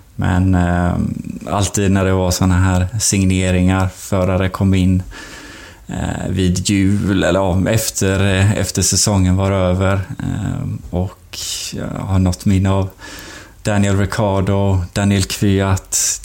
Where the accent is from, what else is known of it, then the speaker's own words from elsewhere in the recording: Sweden; moved away; som svensk